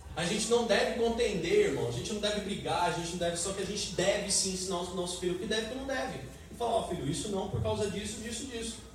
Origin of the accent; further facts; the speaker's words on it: Brazil; Queremos ser cidadãos da nossa pátria aqui na terra como brasileiros